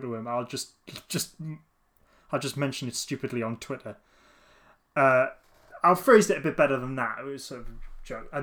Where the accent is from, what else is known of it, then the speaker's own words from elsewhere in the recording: Newcastle upon Tyne, North East England, United Kingdom; I'm from Newcastle as well